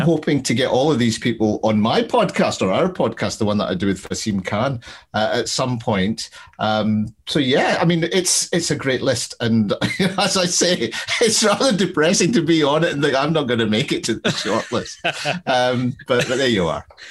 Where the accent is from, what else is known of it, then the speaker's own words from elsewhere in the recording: Glasgow, Scotland, United Kingdom; I'm from Glasgow